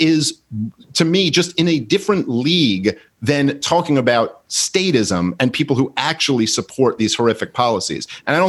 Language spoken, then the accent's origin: English; New York City, New York, United States; I grew up in Brooklyn.